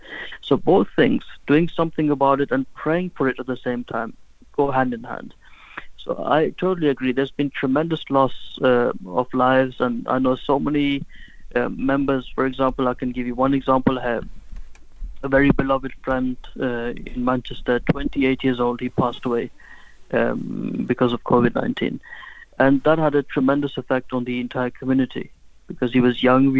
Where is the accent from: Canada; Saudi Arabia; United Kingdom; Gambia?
Gambia; moved away; when I was growing up, I was born in West Africa, in the Gambia.